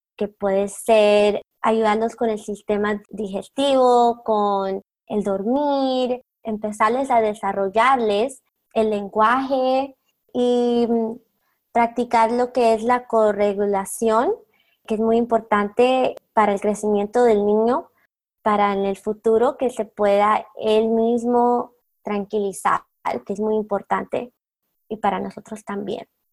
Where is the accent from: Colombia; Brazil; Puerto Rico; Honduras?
Colombia; now in South Florida, United States; yo soy de Colombia